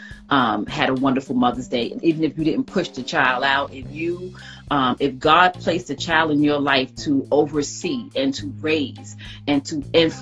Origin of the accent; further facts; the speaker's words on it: New York City, New York, United States; now in Atlanta, United States; I live in Atlanta, Georgia. I am from the South Bronx, New York